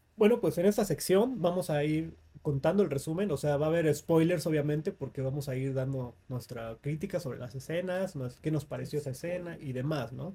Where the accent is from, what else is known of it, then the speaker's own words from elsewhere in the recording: Mexico; el folclore de nuestra cultura como mexicanos